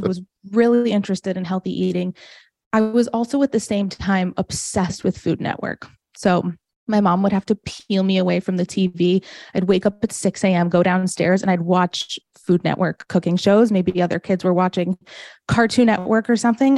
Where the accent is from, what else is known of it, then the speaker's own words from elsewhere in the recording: Farmington, Michigan, United States; also born or lived in New Jersey; now in Florida, United States; I grew up in a town called Farmington, Michigan.